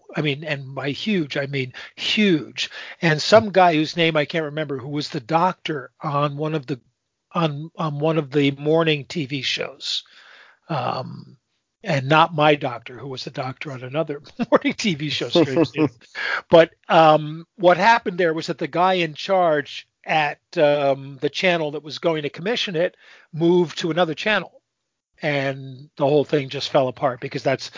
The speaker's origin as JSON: {"language": "English", "region": "Southern Connecticut", "country": "United States", "tie": "born or raised there", "also_born_or_lived": "Montreal", "said": "Southern Connecticut, where I grew up"}